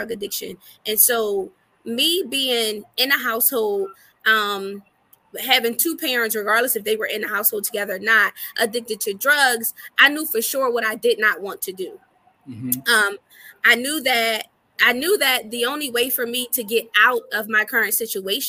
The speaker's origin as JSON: {"language": "English", "town": "Philadelphia", "region": "Pennsylvania", "country": "United States", "tie": "born or raised there", "also_born_or_lived": "Atlanta, Georgia", "said": "I was born and raised from Philadelphia, Pennsylvania, North Philly to be exact"}